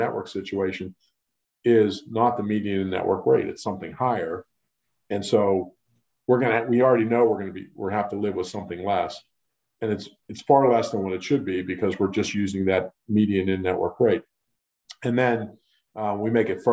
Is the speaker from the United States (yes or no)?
yes; Western Pennsylvania, United States; I'm born and raised in Western Pennsylvania